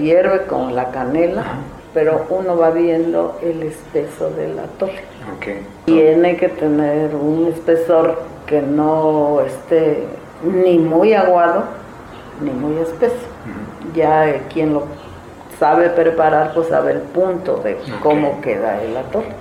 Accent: Zimatlán de Álvarez, Oaxaca, Mexico; soy originaria de Cimatlán de Álvarez

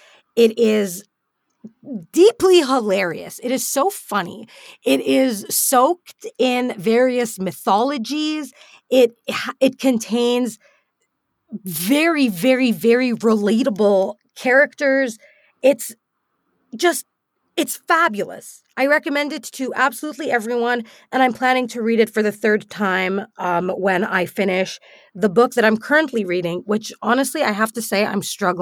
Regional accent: United Arab Emirates; Now, growing up in the UAE, I never heard of Canadian fiction. In fact, despite being a Canadian citizen throughout my entire upbringing, I did not know that Canadians had their own literature.

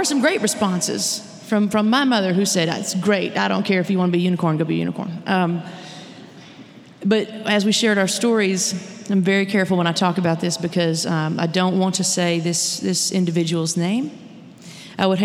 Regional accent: Arkansas, United States; moved away as an adult; now in Nashville, United States; I'm from Arkansas. So is … and … and …

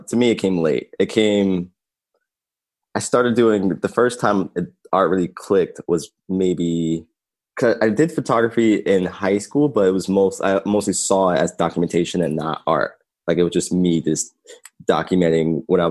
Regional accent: Philadelphia, Pennsylvania, United States; Born and raised in North Philly.

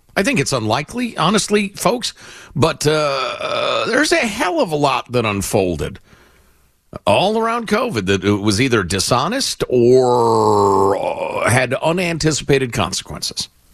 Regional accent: Illinois, United States; my home state, Illinois

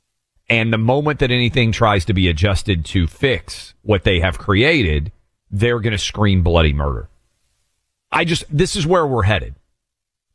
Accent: Tennessee, United States; my home state, Tennessee

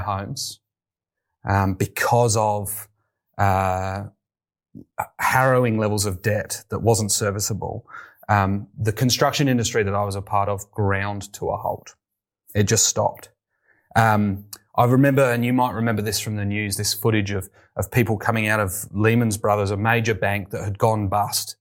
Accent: United Kingdom; moved away as an adult; also born or lived in London; now in Australia; I wasn't always here in Australia. You may tell from my accent. I'm from the U K

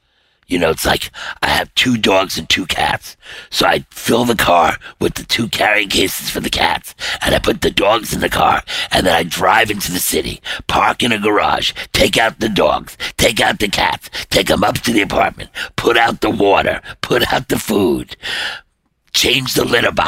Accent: New York City, New York, United States; moved away as an adult; now in Connecticut, United States; I'm a guy from Brooklyn

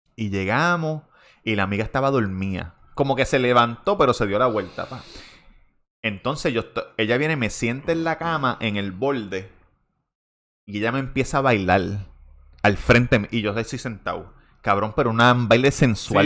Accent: Puerto Rico; yo soy de Puerto Rico

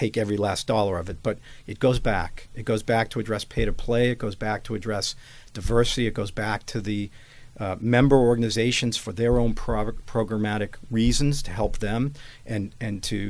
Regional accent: Boston, Massachusetts, United States; born or raised there

